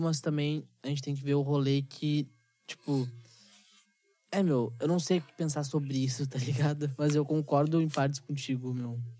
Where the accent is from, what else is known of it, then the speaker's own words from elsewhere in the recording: Gaúcho, Rio Grande do Sul, Brazil; Eu, eu sou muito gaúcho em questão tradicionalista, tá? Eu gosto muito da cultura do gaúcho. Só que eu vejo que nós, gaúchos